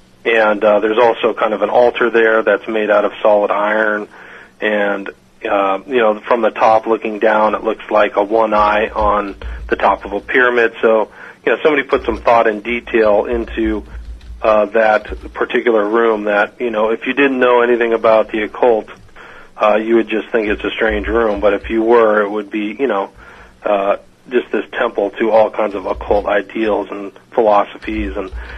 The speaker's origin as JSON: {"language": "English", "region": "Midwest", "country": "United States", "said": "I'm from the Midwest, right. And I'm in California, so I always got a strange feeling about New York."}